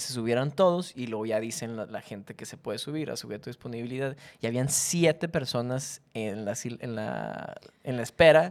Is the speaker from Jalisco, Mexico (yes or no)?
no; Monterrey, Nuevo León, Mexico; somos de Monterrey